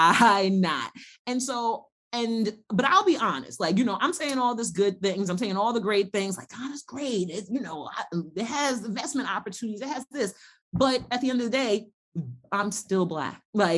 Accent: United States

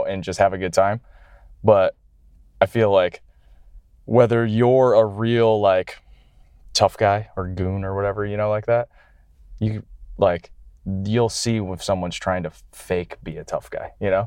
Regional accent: Canada; moved away; I'm coming from Canada

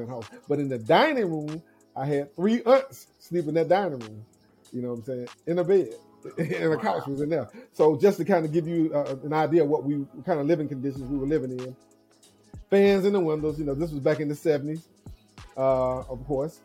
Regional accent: Mobile, Alabama, United States; I grew up in Mobile, Alabama, in a small town called Maysville

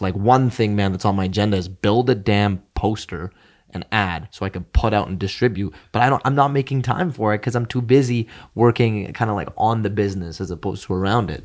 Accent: Edmonton, Alberta, Canada; I'll still be in my hometown

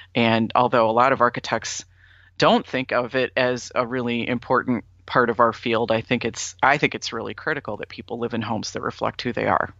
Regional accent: Sandusky, Ohio, United States; also born or lived in Florida; now in Ann Arbor, United States; my hometown is Sandusky, Ohio

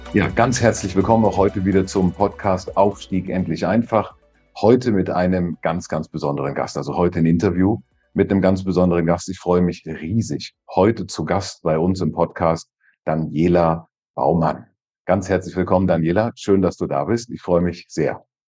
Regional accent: Switzerland; bei uns in der Schweiz

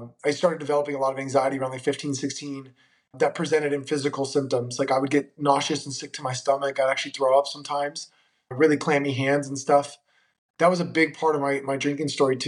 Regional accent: Monterey, California, United States; also born or lived in Cleveland, Ohio; I was born in Cleveland, Ohio, of all places. So closer to where you are, not totally up there, but getting close. I was raised in Monterey, California

